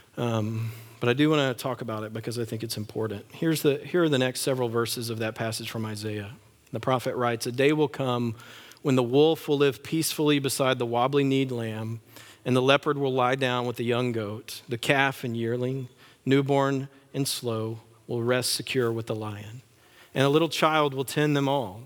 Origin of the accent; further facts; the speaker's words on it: West Texas, United States; I grew up in West Texas